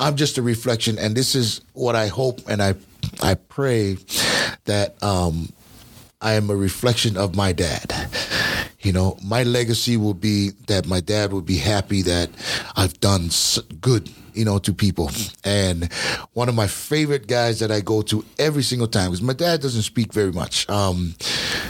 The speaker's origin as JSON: {"language": "English", "region": "Hawaii", "country": "United States", "said": "I was from Hawaii"}